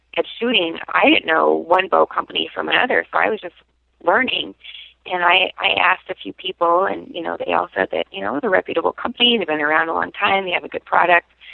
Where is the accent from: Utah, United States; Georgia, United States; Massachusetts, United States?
Utah, United States; Salt Lake City; moved away as an adult; also born or lived in New York; now in Buffalo, United States; I grew up in Salt Lake